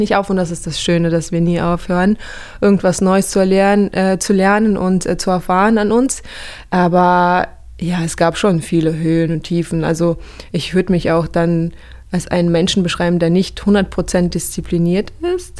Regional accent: Kazakhstan; now in Germany; ich bin aufgewachsen in Kasachstan

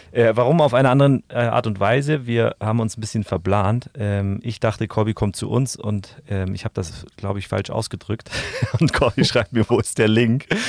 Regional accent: Bavaria, Germany; im Süden, wo wir auch herkommen

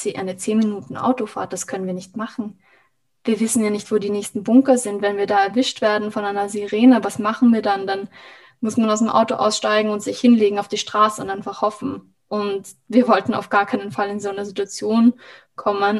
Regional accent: Vienna, Austria; also born or lived in Israel; für uns als Wiener

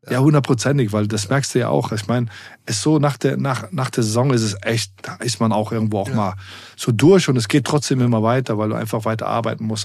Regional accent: Germany; dadurch, dass ich in zwei Kulturen groß geworden bin, ähm, mit meiner arabischen Herkunft und ähm, aber hier auch groß geworden bin in Deutschland

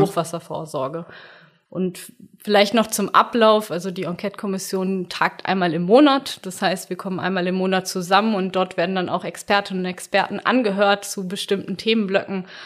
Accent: near Bielefeld, North Rhine-Westphalia, Germany; in der Nähe von Bielefeld, wo ich herkomme

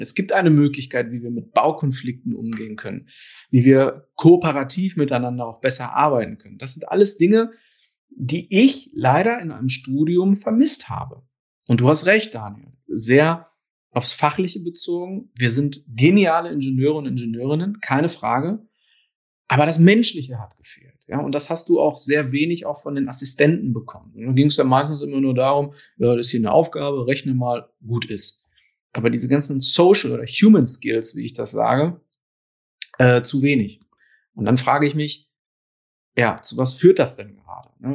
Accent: Ruhr area, North Rhine-Westphalia, Germany; das hört man vielleicht auch so ein bisschen an meinem Akzent. Ich komme direkt äh, aus dem Ruhrgebiet und ich war immer im Ruhrgebiet und bin auch hier geblieben

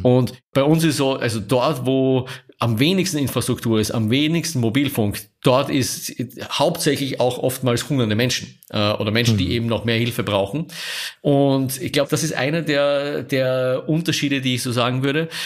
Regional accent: Austria; moved away as an adult; also born or lived in Vienna / Paris / Rome; now in Munich, Germany; als Österreicher wir so als mit einem Bonus daherkommen

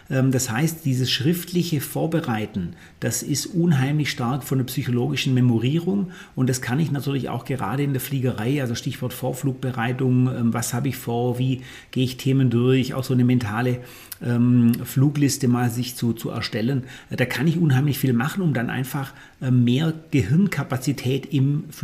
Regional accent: Ravensburg, Baden-Württemberg, Germany; ich bin gebürtiger Ravensburger und bin auch wieder in Ravensburg ansässig

